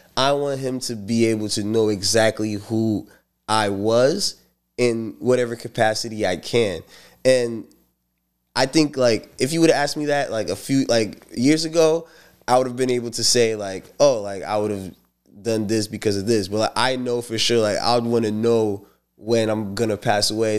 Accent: St. Lucia; now in United States; I'm from Saint Lucia

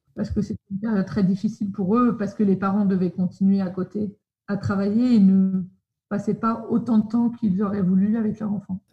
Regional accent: Paris, Île-de-France, France; moved away as an adult; now in Sydney, Australia; je viens de Paris. J'ai toujours habité à Paris. Je suis née à Paris et j'y ai vécu

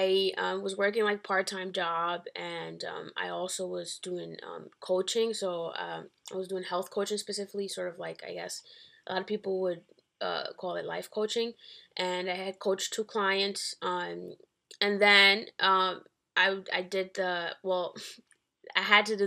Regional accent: Dominican Republic; now in Bronx, United States; I was born in the Dominican Republic, and I live in the Bronx. I've been living in the Bronx for about, I think, 13 years or 10 years

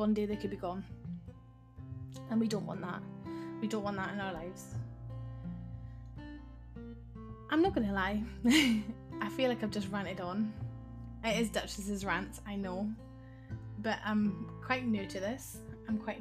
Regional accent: Scotland, United Kingdom; I am Scottish

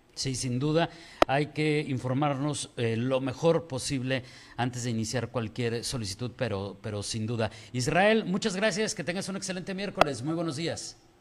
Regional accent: Mexico; nosotros como mexicanos estamos muy acostumbrados

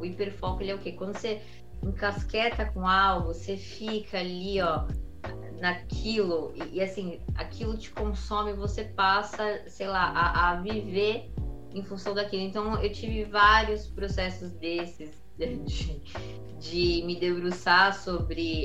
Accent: Carapicuíba, São Paulo, Brazil; also born or lived in Osasco; eu nasci na Vila Municipal, em é Carapuíba, que, enfim, é, é uma comunidade

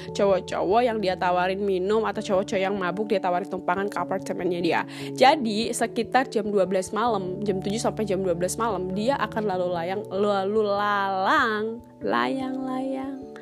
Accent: North Sumatra, Indonesia; aku orang Batak

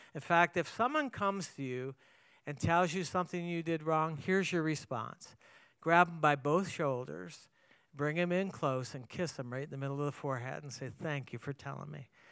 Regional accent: Canada; moved away; I grew up in Canada

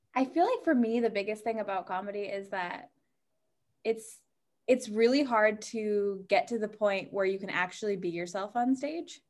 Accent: New Hampshire, United States; moved away as an adult; now in Boston, United States; I'm from New Hampshire, but I have been in Boston since I was eighteen when I went to college there.

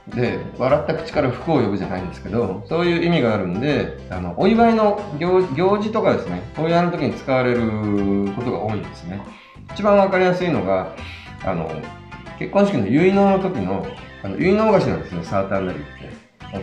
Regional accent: Kyushu, Kumamoto, Japan; moved away; 私九州の熊本出身なんですけど

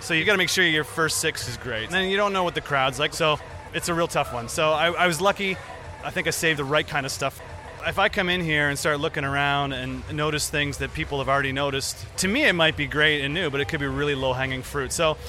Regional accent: Canada; now in Osaka, Japan; I'm from Canada, and I'm a comedian out of Osaka, Japan.

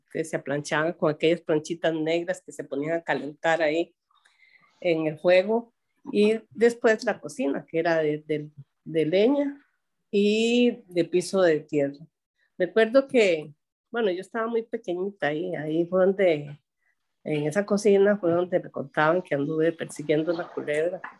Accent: Puerto Jiménez, Puntarenas, Costa Rica; born there; yo nací en Puerto Jiménez, en la casa de mi abuela Casilda

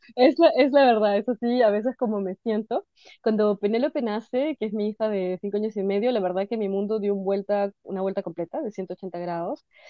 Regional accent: Peru; now in Brussels, Belgium; ahora soy una mezcla extraña de peruana nórdica

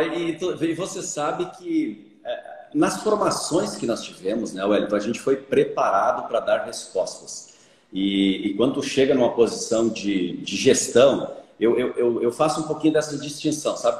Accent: Caibaté, Rio Grande do Sul, Brazil; moved away as an adult; now in Lucas do Rio Verde, Brazil; sou filho de pequeno produtor, do interior de Caibaté, imagina só, né? Caibaté já é pequeno, tem 5 mil habitantes. Eu ainda sou do interior de Caibaté, numa comunidade chamada Rincão da Conceição

